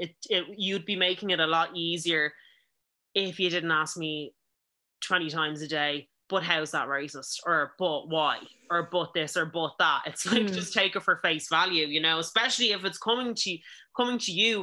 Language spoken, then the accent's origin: English; Ireland; us being Irish